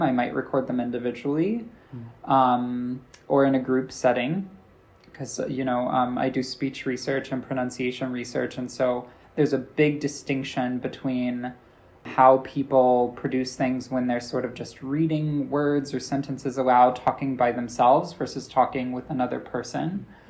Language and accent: English; United States; accent: American; people in my class told me I have an American accent